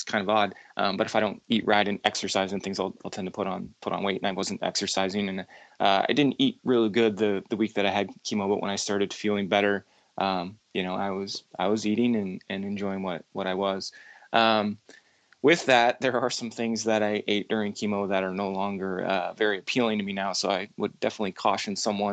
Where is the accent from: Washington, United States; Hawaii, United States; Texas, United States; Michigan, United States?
Washington, United States; Seattle; moved away; I'm originally from Seattle